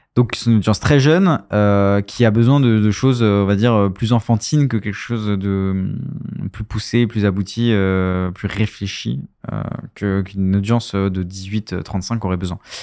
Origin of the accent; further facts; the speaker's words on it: France; on est français